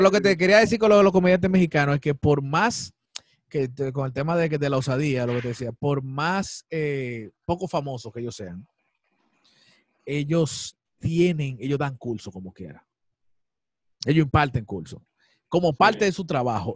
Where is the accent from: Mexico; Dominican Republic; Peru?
Dominican Republic; uno como artista dominicano